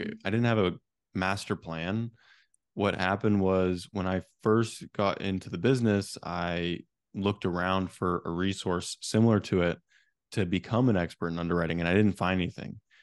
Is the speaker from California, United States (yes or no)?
yes; Silicon Valley, California, United States; I actually grew up in a real estate family back in Silicon Valley, California.